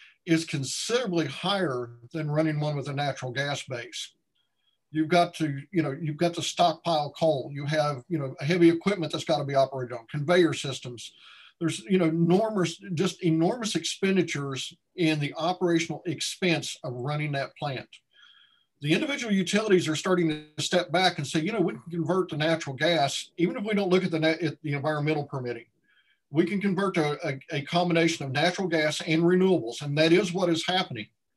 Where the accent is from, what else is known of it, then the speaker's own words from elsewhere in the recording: Ashland, Kentucky, United States; I grew up in Ashland